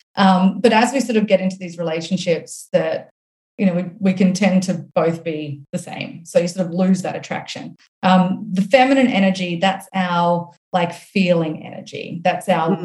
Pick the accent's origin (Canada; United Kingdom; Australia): Australia; accent: Australian; now in United States; my accent is Australian, but I live here in the US